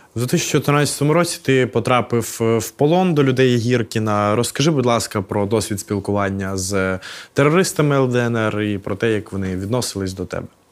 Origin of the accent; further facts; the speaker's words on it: Odesa Oblast, Ukraine; Я виріс на Одещині